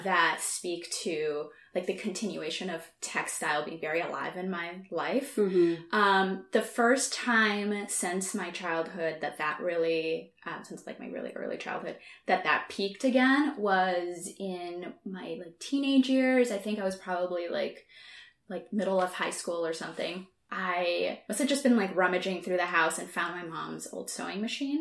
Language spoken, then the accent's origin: English; southern Brazil, Brazil; moved away; I'm from Southern Brazil.